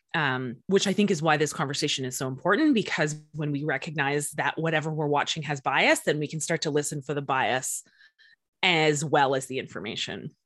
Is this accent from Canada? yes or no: yes; Canada; I am from Canada